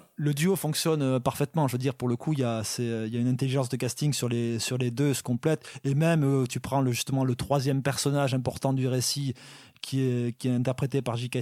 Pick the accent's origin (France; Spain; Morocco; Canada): France; south of France; je viens du sud de la France